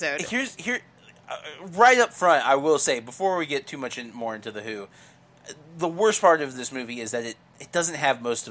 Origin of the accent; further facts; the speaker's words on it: Midwest, United States; I grew up in the Midwest